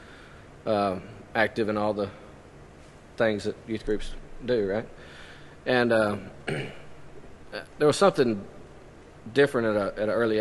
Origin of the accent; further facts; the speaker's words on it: Franklin, Tennessee, United States; also born or lived in Cookeville, Tennessee / Murfreesboro, Tennessee; I was born and raised here in Franklin